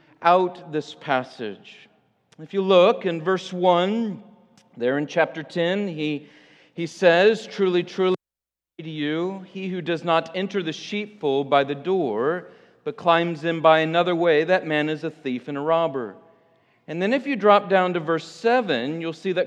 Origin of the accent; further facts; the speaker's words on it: Illinois, United States; now in Michigan, United States; I grew up in Illinois